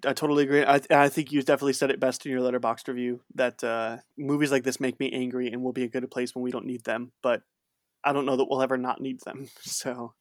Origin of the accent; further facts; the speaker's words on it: outside Chicago, Illinois, United States; I grew up thirty minutes outside of Chic-, Chicago